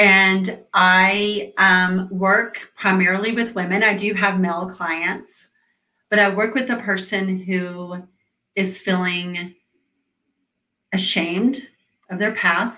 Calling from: Atlanta, Georgia, United States; So I am talking from Atlanta, Georgia

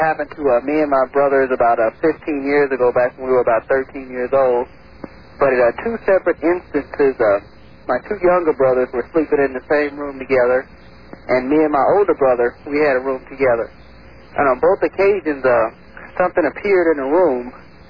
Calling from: St. Louis, Missouri, United States; I'm calling from St. Louis.

